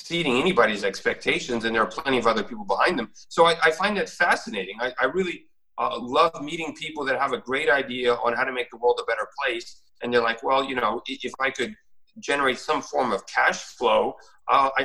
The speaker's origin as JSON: {"language": "English", "country": "United States", "tie": "born or raised there", "said": "I was raised in America"}